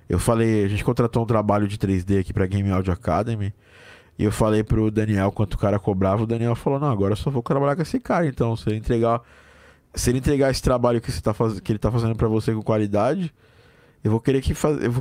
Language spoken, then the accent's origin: Portuguese; Curitiba, Paraná, Brazil; Eu sou de Curitiba. Paraná, né?